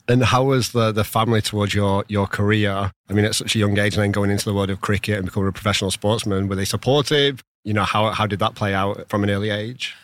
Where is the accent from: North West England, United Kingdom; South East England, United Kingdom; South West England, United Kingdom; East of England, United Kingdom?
North West England, United Kingdom; Rochdale; I'm from Rochdale, which has a massive, massive Pakistani population.